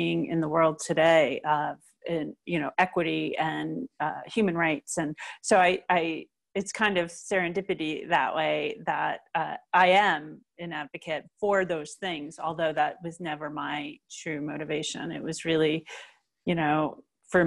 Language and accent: English; New Jersey, United States; also born or lived in California; now in Colorado, United States; I grew up in New Jersey and all my family was there